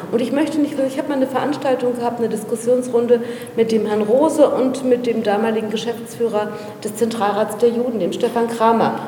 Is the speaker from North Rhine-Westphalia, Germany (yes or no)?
no; Berlin, Germany; Meine Eltern sind aus Afghanistan hierher gekommen. Ich bin in Berlin geboren